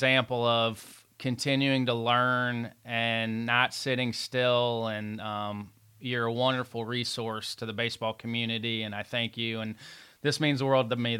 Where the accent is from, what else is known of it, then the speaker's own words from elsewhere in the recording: Evansville, Indiana, United States; I grew up in Evansville